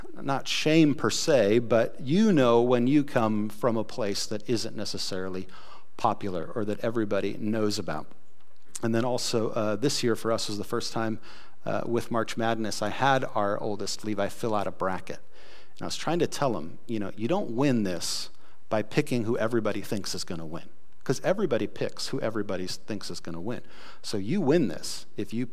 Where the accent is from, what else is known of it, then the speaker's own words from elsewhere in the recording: Akron, Ohio, United States; moved away; Akron, Ohio